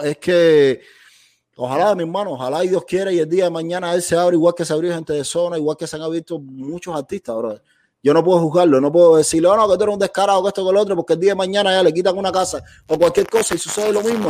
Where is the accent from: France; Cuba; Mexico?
Cuba; moved away; como cubano